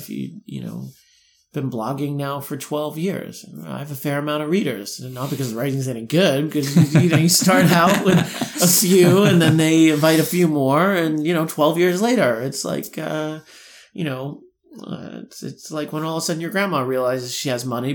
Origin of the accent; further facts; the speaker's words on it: New York City, New York, United States; I'm a New Yorker